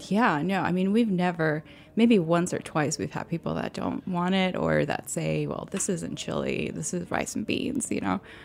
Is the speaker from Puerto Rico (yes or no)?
yes; Mayagüez, Puerto Rico; moved away; also born or lived in New York City; I grew up in Puerto Rico, in Mayagüez, Puerto Rico, which is a small town on the west side of the island.